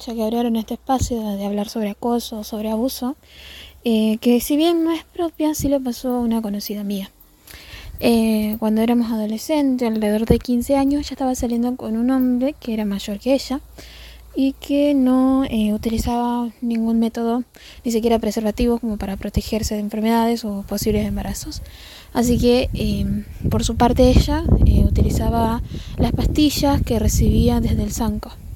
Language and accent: Spanish; Colastiné, Santa Fe, Argentina; tengo 25 años y soy de Colastina